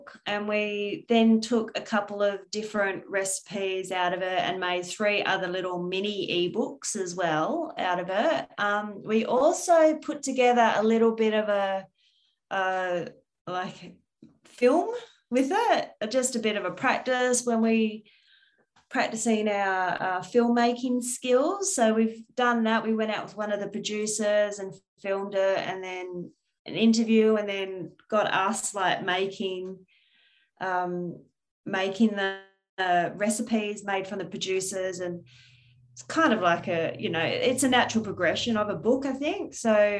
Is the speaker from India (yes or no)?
no; Midwest of Western Australia, Australia; born or raised there; moved away